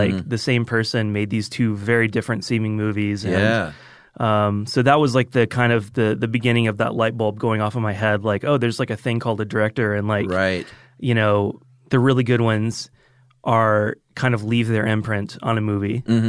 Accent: Roswell, Georgia, United States; also born or lived in Marietta; Yeah, I grew up in, well, I was born in Marietta, but then we moved to Roswell when I was like 3 or 4.

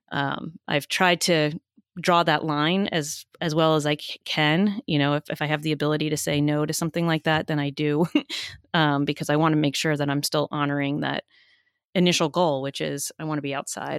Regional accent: New Jersey, United States; I grew up in New Jersey, so it doesn't sound like I did

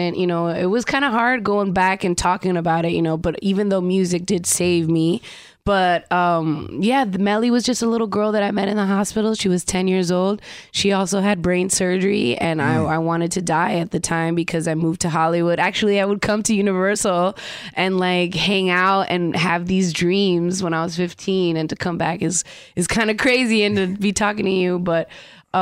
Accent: Dominican Republic; I'm from the Dominican Republic

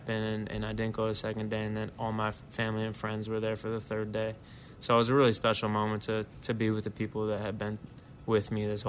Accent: Deerfield, Illinois, United States; growing up in Chicago

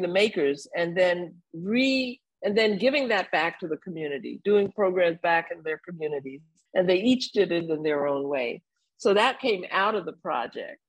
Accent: New York City, New York, United States; also born or lived in Bermuda; I was a little Caribbean kid growing up in New York City

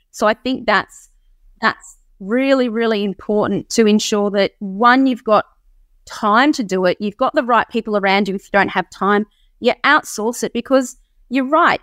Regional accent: Sunshine Coast, Queensland, Australia; also born or lived in Canberra; I'm still on the Sunshine Coast. I, I, um, I was born in Canberra, but we moved out of there

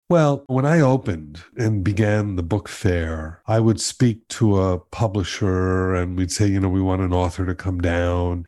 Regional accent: Miami, Florida, United States; I grew up in Miami

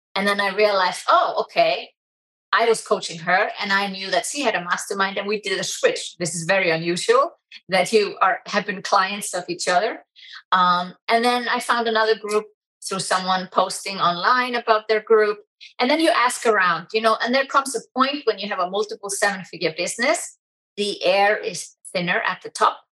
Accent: Iceland; I'm so proud to be from Iceland

